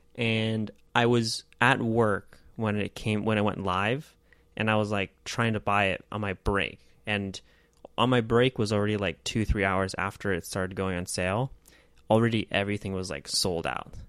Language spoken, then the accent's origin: English; United States; as an American